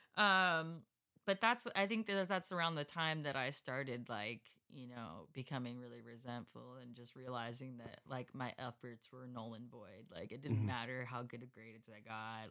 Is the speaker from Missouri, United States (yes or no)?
no; Escondido, California, United States; I grew up in Escondido